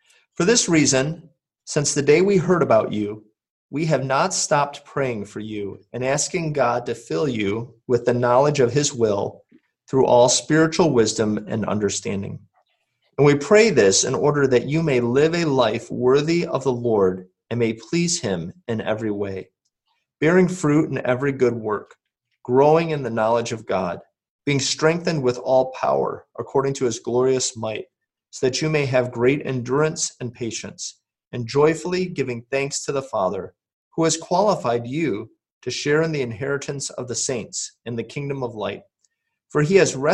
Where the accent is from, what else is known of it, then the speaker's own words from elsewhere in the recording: Michigan, United States; moved away as an adult; I was a teenager in my church growing up in Michigan